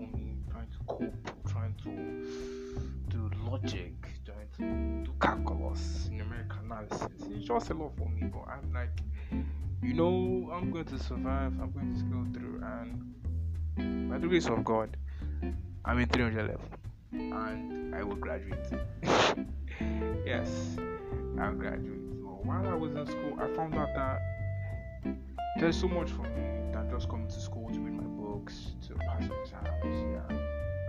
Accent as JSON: {"language": "English", "country": "Nigeria", "second_language": "English", "said": "I'm a Nigerian, I'm a Christian"}